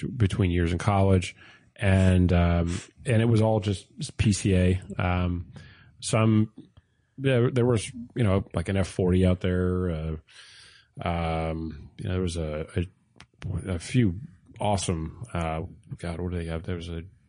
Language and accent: English; Port Jefferson, New York, United States; I grew up in Port Jeff